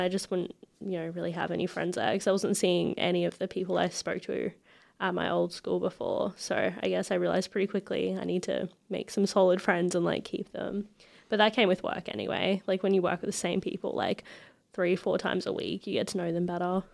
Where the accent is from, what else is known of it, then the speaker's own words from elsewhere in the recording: Ipswich, Queensland, Australia; also born or lived in Brisbane; we moved to Ipswich when I was about two, and I've just been here for the rest of my life